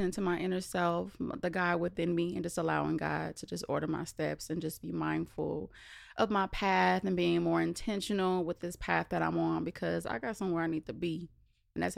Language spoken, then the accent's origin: English; California, United States; now in Las Vegas, United States; we always have like a decent home in California.